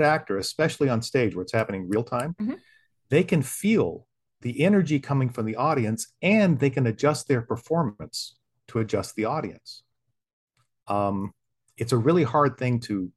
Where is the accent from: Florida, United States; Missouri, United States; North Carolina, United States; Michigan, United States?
Florida, United States; St. Augustine; moved away; my hometown, St. Augustine